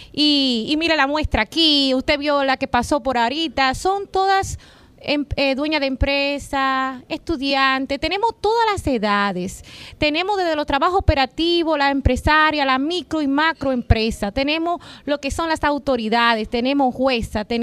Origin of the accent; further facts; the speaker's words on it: Dominican Republic; moved away as an adult; also born or lived in Central Florida; now in Florida, United States; de República Dominicana